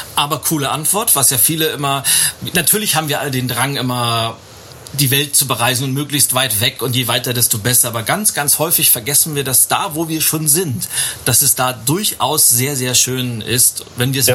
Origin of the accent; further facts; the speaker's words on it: Lübeck, Schleswig-Holstein, Germany; in meiner Heimatstadt Lübeck